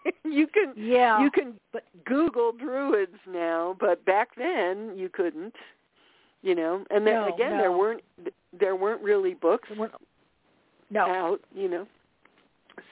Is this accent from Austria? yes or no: yes; Austria; now in Massachusetts, United States; I was born in Austria